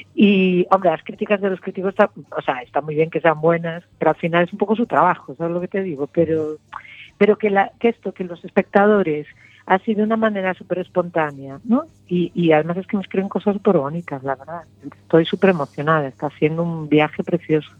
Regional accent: Lugo, Galicia, Spain; moved away as an adult; now in A Coruña, Spain; soy de Lugo y me crié allí

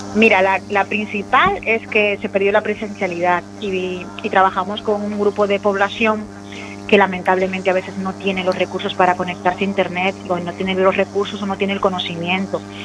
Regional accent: Dominican Republic; moved away as an adult; now in A Coruña, Spain; Yo soy una persona migrante, yo soy dominicana, llevo en, en A Coruña 15 años

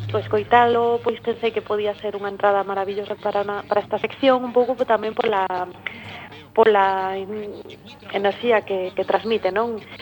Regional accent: Becerreá, Galicia, Spain; Bueno, eu son de Beceara, son artista plástica e tamén dirixo un centro de de arte en Santiago de Compostela

